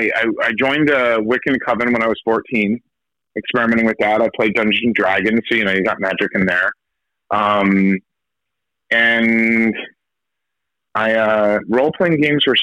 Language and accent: English; New Jersey, United States; also born or lived in San Diego, California; I was a soccer playing, baseball, normal, well-adjusted kid in New Jersey. I was born in California, but my parents forcefully moved me to New Jersey